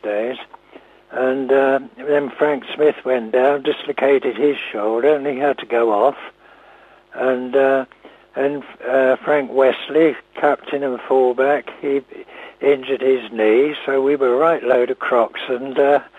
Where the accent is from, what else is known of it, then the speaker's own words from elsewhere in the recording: Beaconsfield, South East England, United Kingdom; I was born in Beaconsfield, so I'm very local